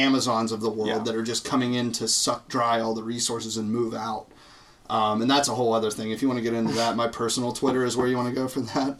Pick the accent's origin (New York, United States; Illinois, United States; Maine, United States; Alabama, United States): Illinois, United States; Chicago; I'm from Chicago.